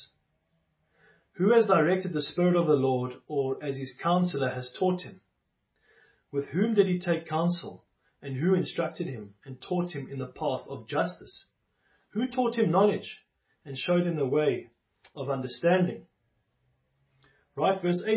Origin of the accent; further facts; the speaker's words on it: South Africa; I was born in South Africa, as many of us were